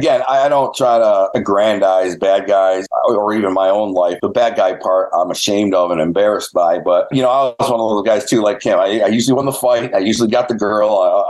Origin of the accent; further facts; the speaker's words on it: Detroit, Michigan, United States; growing up around the Detroit Mafia